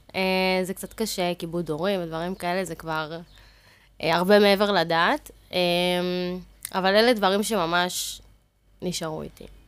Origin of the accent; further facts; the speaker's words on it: Ashdod, Southern District, Israel; אחר כך עברנו לאזור ט', שם גדלתי בעצם, שם אני גם גרה היום